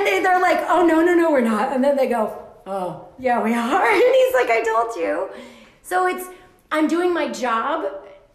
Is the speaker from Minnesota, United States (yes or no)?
no; Hawaii, United States; now in Hudson Valley, United States; I'm originally from Hawaii